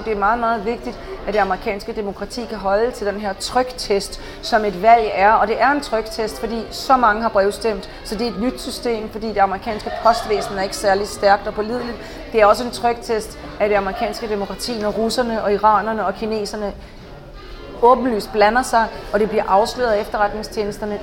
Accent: Denmark; moved away as an adult; also born or lived in Paris, France; now in Washington, D.C., United States; selvom jeg er dansker

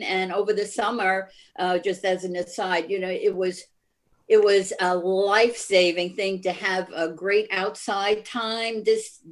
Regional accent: Brooklyn, New York, United States; moved away as an adult; also born or lived in Long Island; now in Locust Valley, United States; I grew up in Brooklyn

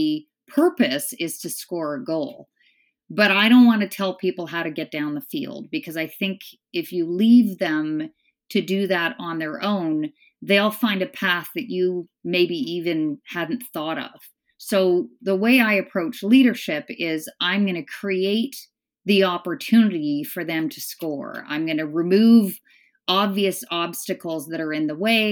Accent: Northern Ontario, Canada; also born or lived in Scotland; We moved from Scotland to a small town in Northern Ontario

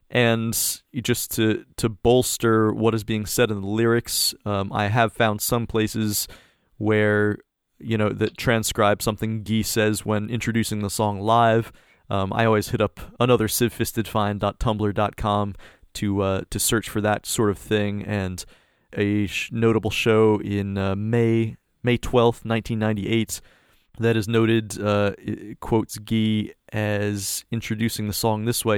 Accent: United States; as an American

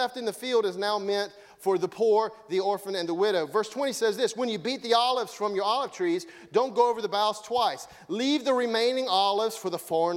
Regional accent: United States

